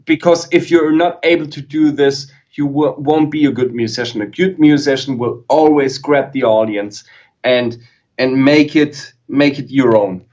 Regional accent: Germany; English is a second language; I YouTubed as a German

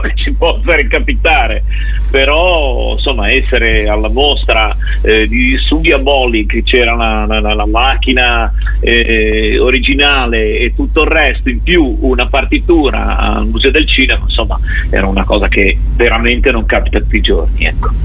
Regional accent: Genoa, Liguria, Italy; siamo genovesi. Io ancora vivo

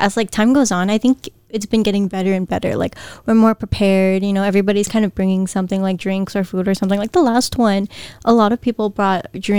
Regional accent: Guam; accent: Guamanian Filipino; It's my Guamanian Filipino accent.

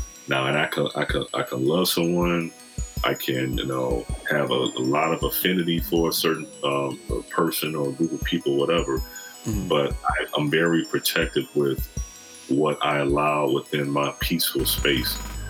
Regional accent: Michigan, United States; also born or lived in Kansas; now in Los Angeles, United States; I've lived in two different countries, you know, I'm from Michigan, of course. Yeah. I live in Kansas, I live out here in LA.

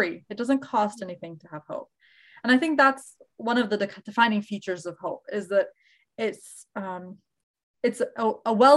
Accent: Virginia, United States; born or raised there; moved away as an adult; also born or lived in Egypt; now in Jacksonville, United States

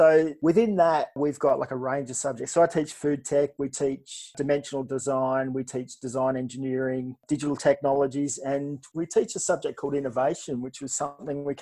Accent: Sydney, New South Wales, Australia; moved away as an adult; now in Perth, Australia; I grew up in Sydney, was there till I was mid-20s and was married.

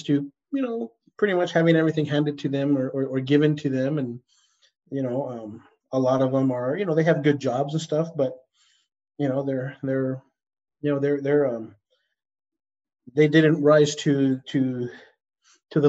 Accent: El Paso, Texas, United States; moved away; growing up in El Paso

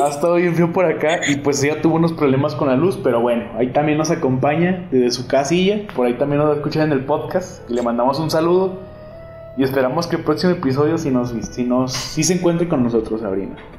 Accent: Durango, Mexico; Yo soy aquí de Durango, Durango, del estado, de la capital

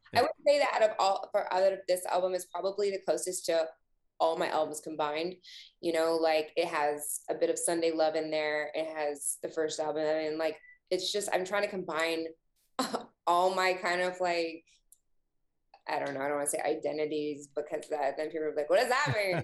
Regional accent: Canada; being Canadian

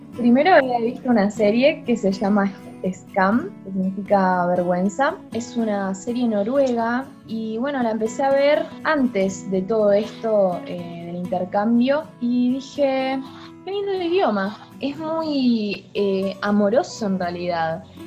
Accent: Trelew, Chubut, Argentina; also born or lived in Norway; vengo de Argentina, eh, vivo en la ciudad de Trelew

